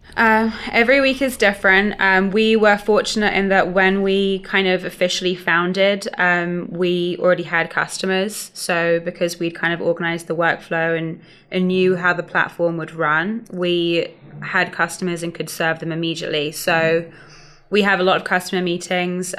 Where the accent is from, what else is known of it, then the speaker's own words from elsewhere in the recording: London, United Kingdom; moved away as an adult; now in Atlanta, United States; from London, just outside of London